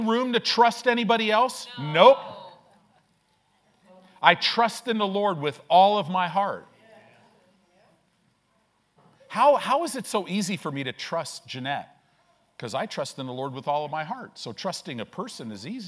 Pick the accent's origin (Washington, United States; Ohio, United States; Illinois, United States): Illinois, United States; moved away; also born or lived in Southern California; I grew up in Illinois